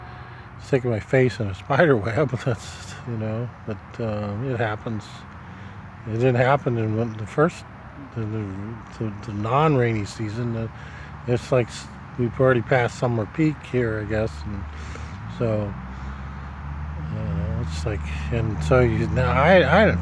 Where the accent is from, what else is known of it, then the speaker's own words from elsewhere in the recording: Nebraska, United States; now in Miami, United States; my hometown in Nebraska